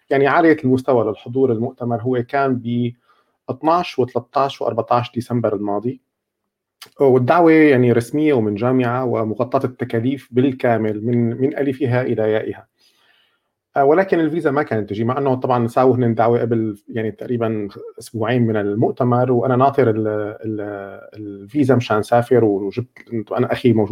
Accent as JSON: {"language": "Arabic", "country": "Syria", "said": "اني اني كنت سوري"}